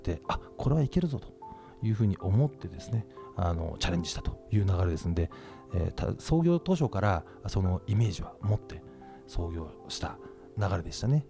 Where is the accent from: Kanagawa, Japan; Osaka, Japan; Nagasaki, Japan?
Kanagawa, Japan; Yokohama; 僕あの横浜の中華街出身でして